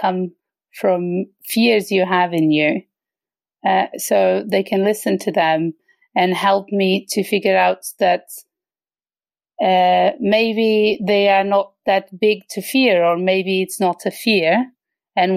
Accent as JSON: {"language": "English", "country": "Portugal", "tie": "born or raised there", "also_born_or_lived": "London, United Kingdom", "moved": "as an adult", "lives_now": "Sweden", "said": "I'm originally from Portugal, where I lived until I was 28"}